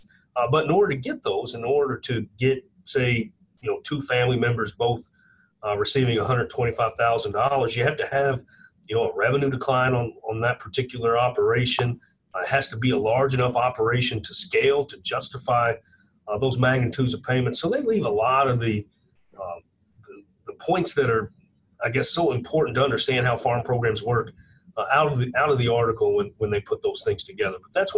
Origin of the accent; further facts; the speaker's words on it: Kentucky, United States; I'm from Kentucky.